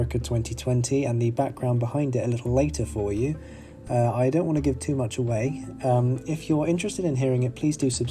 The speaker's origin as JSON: {"language": "English", "country": "United Kingdom", "said": "I'm 25 and I'm from Britain"}